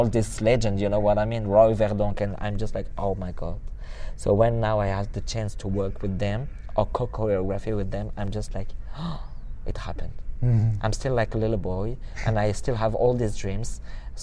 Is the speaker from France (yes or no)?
yes; France; English is a second language; I'm French